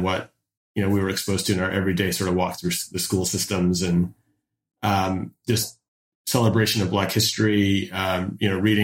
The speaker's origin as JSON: {"language": "English", "town": "Detroit", "region": "Michigan", "country": "United States", "tie": "born or raised there", "also_born_or_lived": "Newburgh, New York", "said": "I was born in Newburgh, New York, but I spent the majority of my childhood in the Downriver Detroit metropolitan area."}